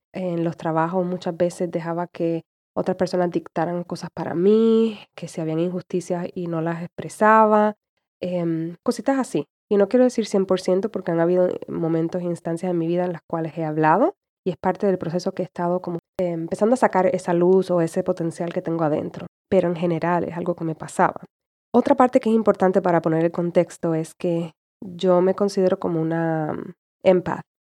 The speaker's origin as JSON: {"language": "Spanish", "country": "Puerto Rico", "tie": "born or raised there", "said": "como puertorriqueña, fui criada y todavía tengo esa mentalidad"}